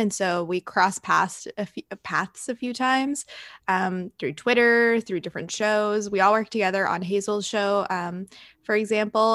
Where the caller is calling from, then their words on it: Toronto, Ontario, Canada; I'm calling from Toronto, Canada